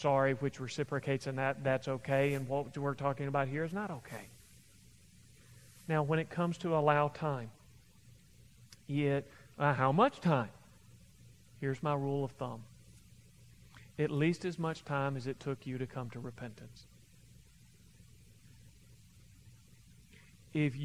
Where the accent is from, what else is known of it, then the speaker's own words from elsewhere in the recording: Kentucky, United States; I'm from Kentucky, we talk like